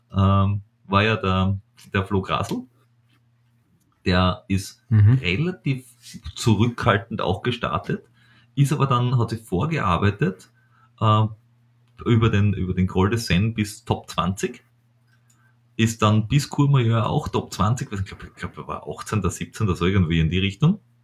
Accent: Styria, Austria; ich als Steirer

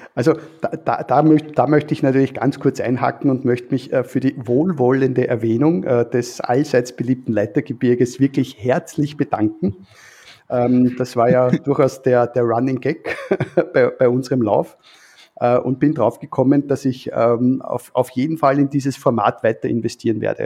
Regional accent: Vienna, Austria; als Wiener

